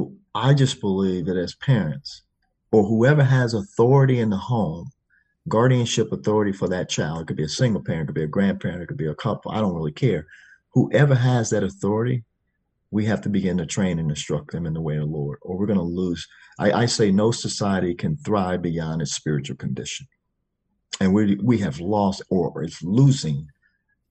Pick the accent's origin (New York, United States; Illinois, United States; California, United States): Illinois, United States; Chicago; I grew up in Chicago, Illinois